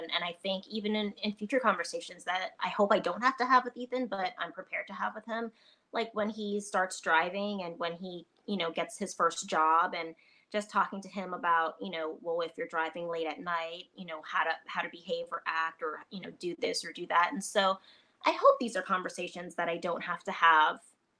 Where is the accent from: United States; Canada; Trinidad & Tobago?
Trinidad & Tobago; I'm a military brat. I'm from Trinidad and Tobago originally anyway. So, you know, I've just grown up eating so many different types of food.